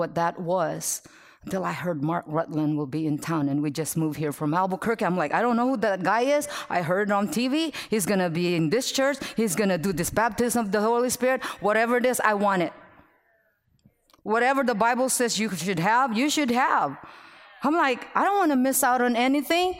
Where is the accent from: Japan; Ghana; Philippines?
Philippines; moved away; I'm Filipino